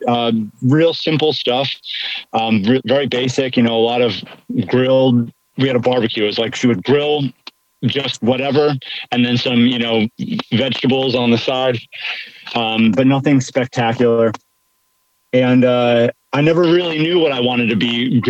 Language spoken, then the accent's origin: English; northeastern Pennsylvania, United States; I grew up in northeastern Pennsylvania, right on the border of New York, New Jersey, on the Pennsylvania side